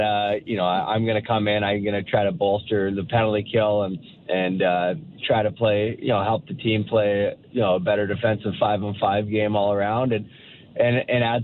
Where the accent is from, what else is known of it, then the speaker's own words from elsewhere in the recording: Toronto, Ontario, Canada; I grew up in the Toronto area